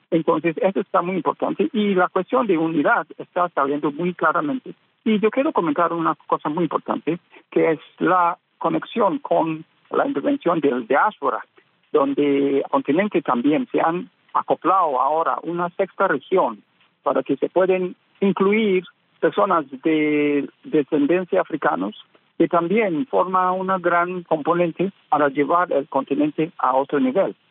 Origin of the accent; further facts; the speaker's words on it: Ghana; en mi país, Ghana